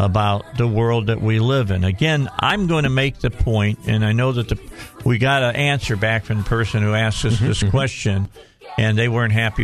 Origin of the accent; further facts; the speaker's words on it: Cabot, Arkansas, United States; A lot of interesting things happening in my hometown.